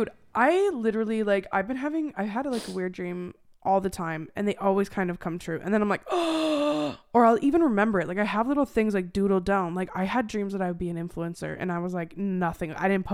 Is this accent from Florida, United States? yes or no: no; Arizona, United States; I grew up in Arizona, and we were in Chicago